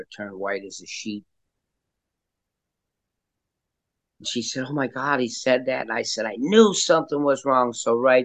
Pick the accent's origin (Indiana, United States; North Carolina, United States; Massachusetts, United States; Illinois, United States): Illinois, United States; Chicago; now in Florida, United States; I grew up in Chicago, child of an alcoholic father and also a child of divorce